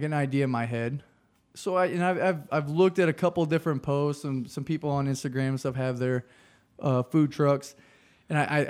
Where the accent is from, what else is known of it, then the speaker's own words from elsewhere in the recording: mid Missouri, United States; I grew up in... Avaws, or mid Missouri